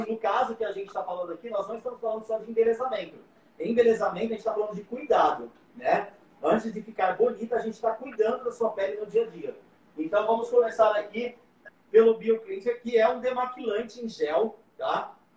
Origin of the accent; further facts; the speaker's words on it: São José do Rio Preto, São Paulo, Brazil; eu sou de São José do Rio Preto, ah, interior de São Paulo